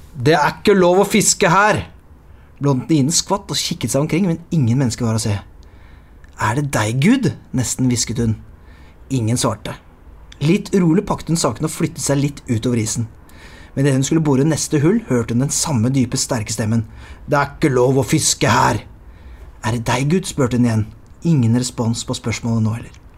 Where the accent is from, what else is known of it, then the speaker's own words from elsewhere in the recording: Lier, Buskerud, Norway; Jeg er jo fra Lier